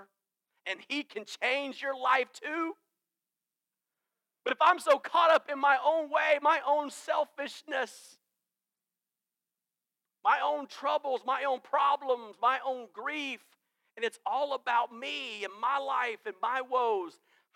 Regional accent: Greenville, South Carolina, United States; I am from Greenville

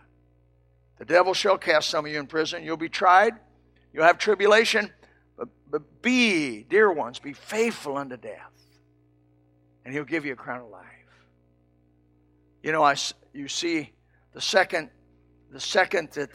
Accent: Indiana, United States; my home state, Indiana

